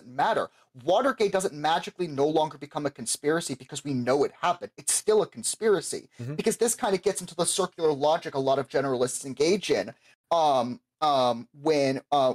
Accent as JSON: {"language": "English", "region": "Florida", "country": "United States", "said": "I'm from Florida"}